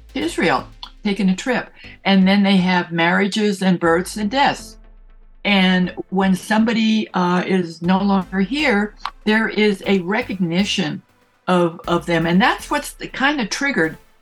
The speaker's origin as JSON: {"language": "English", "town": "San Francisco", "region": "California", "country": "United States", "tie": "born or raised there", "said": "I grew up in San Francisco"}